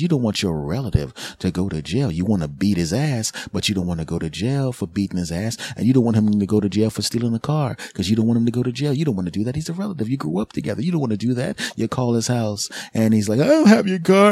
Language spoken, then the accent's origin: English; Philadelphia, Pennsylvania, United States; moved away as an adult; now in New Jersey, United States; I'm originally from, I'm in Jersey now, but I'm originally from Philadelphia. So I have my original friends from Philly, my original comedy friends and people I grew up